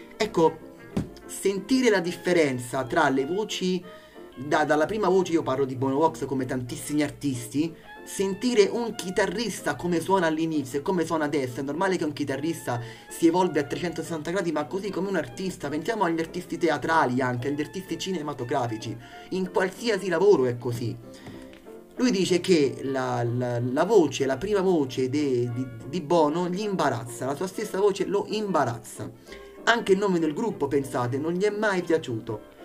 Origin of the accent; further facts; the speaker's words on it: Italy; dall'Italia, il paese che io amo, il mio paese